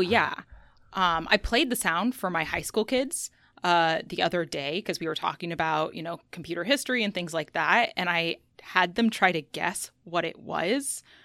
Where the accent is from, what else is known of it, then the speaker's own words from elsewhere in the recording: Seattle, Washington, United States; I'm from Seattle, and I went from a school here, high school here, to the University of Washington in Seattle